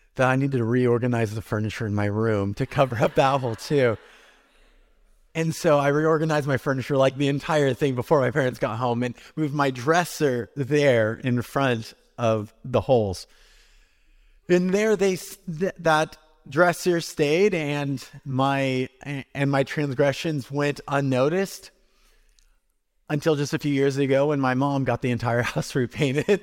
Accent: California, United States; moved away; for me as a Californian kid

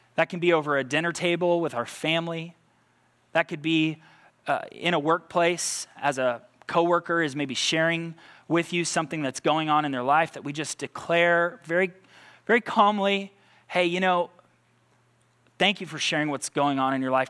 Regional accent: United States; American results-driven people

